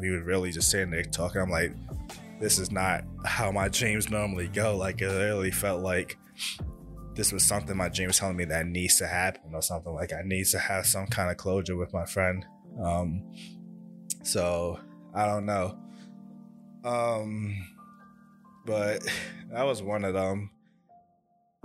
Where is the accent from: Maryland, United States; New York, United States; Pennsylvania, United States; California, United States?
New York, United States; moved away; I grew up born and raised in New York, and it's where I spent basically my childhood at. Then I moved over, I moved out of state